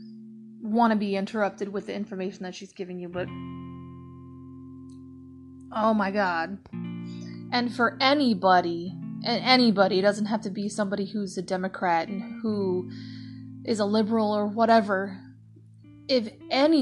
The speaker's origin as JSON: {"language": "English", "country": "United States", "said": "we as an American people, including me"}